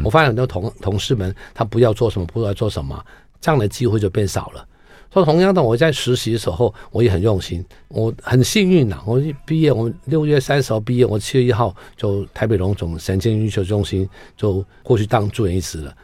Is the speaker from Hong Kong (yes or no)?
yes; Hong Kong; moved away as an adult; now in Taiwan; 因为我在香港的时候